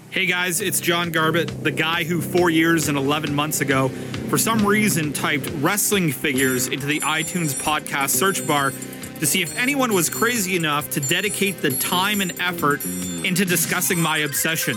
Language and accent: English; Canada; I'm from Canada